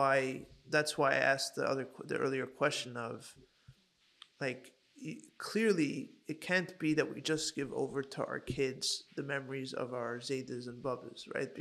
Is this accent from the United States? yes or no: no; Hong Kong; I grew up in Hong Kong